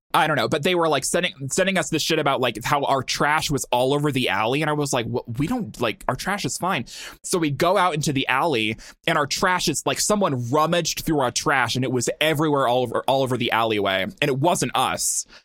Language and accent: English; Montana, United States; I'm from Montana